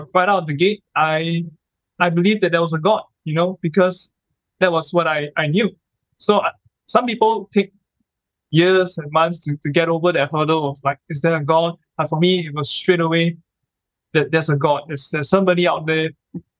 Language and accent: English; Singapore; I grew up in Singapore